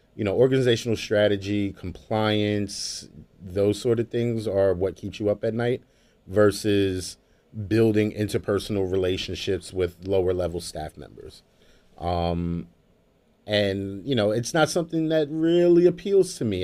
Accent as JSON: {"language": "English", "town": "Brooklyn", "region": "New York", "country": "United States", "tie": "born or raised there", "lives_now": "Jamaica, Queens, United States", "said": "I grew up in Brooklyn, you know, uh, in late eighties, early nineties"}